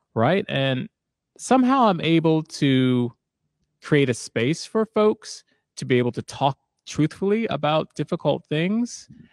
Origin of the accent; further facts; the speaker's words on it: Silver Spring, Maryland, United States; moved away as an adult; also born or lived in Maine; now in Seattle, United States; I grew up in Maryland, and I wound up going to college in Maine